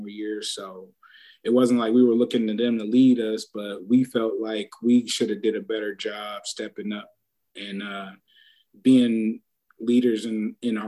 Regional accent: Shaker Heights, Ohio, United States; I came from Shaker

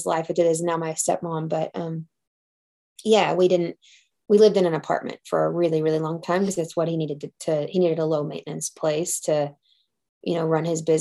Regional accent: Temple, Texas, United States; also born or lived in Belton, Texas; I was born and raised in Temple

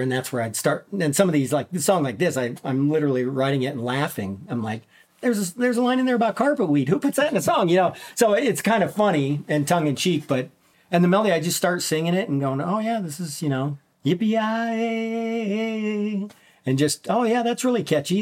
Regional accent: Minnesota, United States; as a child I grew up in Minnesota uh-huh. um, in, in, way up near the Canadian border small mining town

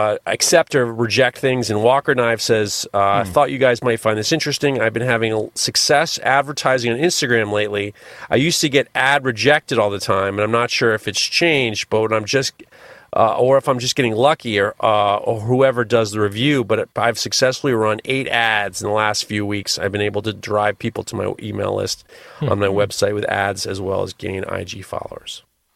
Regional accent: Canada; But being Canadian, I have to say sorry for boring you.

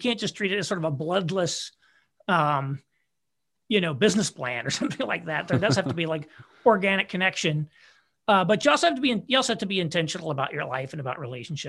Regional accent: Indiana, United States; So my wife and I are both from Indiana originally.

